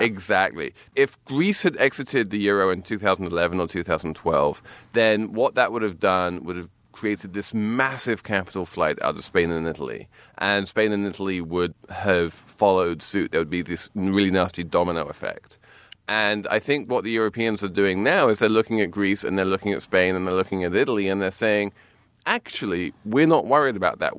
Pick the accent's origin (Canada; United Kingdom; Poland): United Kingdom; England; moved away; When I was growing up in England